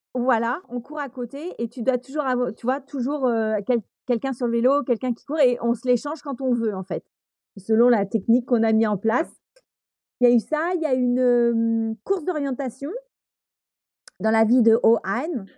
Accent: Brittany, France; je suis une bretonne

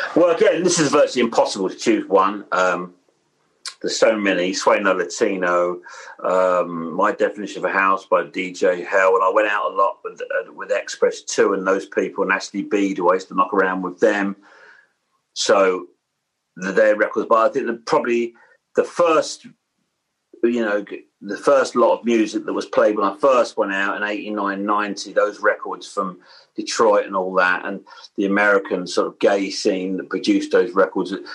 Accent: London, United Kingdom; I grew up in Blair Blackheath

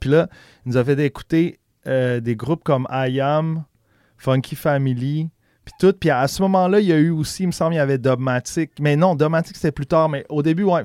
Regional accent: Quebec City, Quebec, Canada; also born or lived in Charlevoix; je suis né à Québec, mais on a fait un petit tour vers quand j'avais deux ans, quand j'avais pendant deux ans, quand j'avais genre 5-6 ans en campagne dans le coin de Charlevoix. Puis quand on est revenu à Québec, je devais avoir 7-8 ans

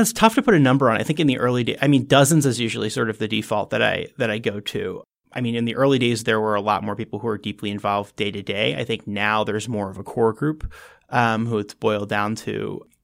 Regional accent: New Jersey, United States; moved away as an adult; now in Washington, D.C., United States; I was from New Jersey originally

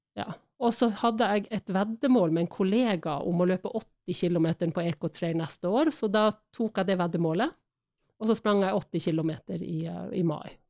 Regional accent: Harstad, Troms, Norway; moved away as an adult; also born or lived in Spain / England / Florida; now in Oslo, Norway; Jeg flytta vel fra Harstad da jeg var 18, eller kanskje jeg akkurat hadde fylt 19

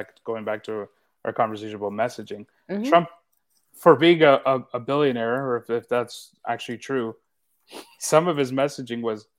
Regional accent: Canada; I mean, I'm Canadian.

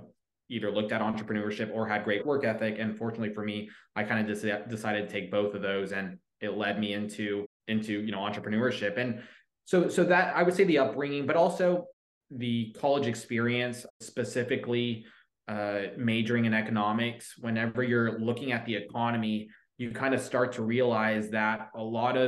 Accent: Coppell, Texas, United States; Dallas, Texas area, it's a suburb about 25 minutes out of downtown Dallas called Coppell

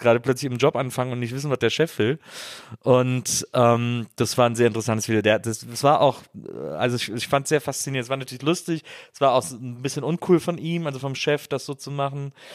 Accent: Rhineland, Germany; now in Berlin, Germany; ich komme aus dem Rheinland

